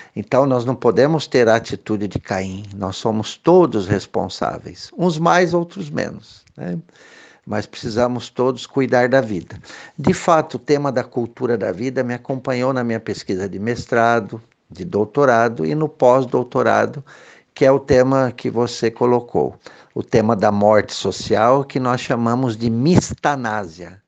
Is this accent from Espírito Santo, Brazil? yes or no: no; Bauru, São Paulo, Brazil; moved away as an adult; also born or lived in Rio de Janeiro / Nova Friburgo; eu cresci em Bauru, estudei em escola pública